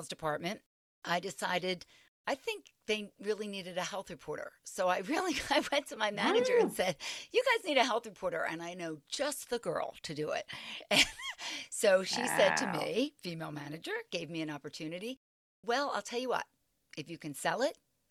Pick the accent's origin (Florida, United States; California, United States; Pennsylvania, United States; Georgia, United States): Pennsylvania, United States; Philadelphia; I was from the Philadelphia area